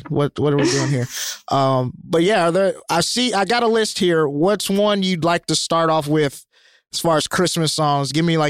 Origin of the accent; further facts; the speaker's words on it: Alabama, United States; how have you never seen Die Hard as a white, red-blooded American in this country? I'm from Alabama.